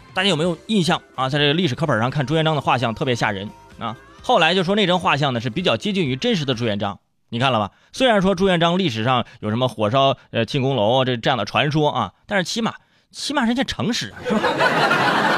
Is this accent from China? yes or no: yes; Hebei, China; moved away; 我老家这烧饼了。哎，河北那烧饼